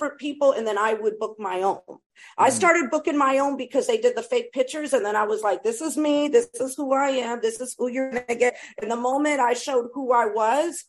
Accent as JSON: {"language": "English", "region": "East Coast", "country": "United States", "also_born_or_lived": "Brooklyn, New York", "said": "I'm from the East Coast"}